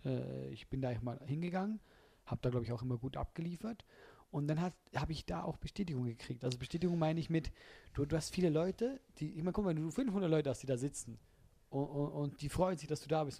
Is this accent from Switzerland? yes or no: yes; Switzerland; als Schweizer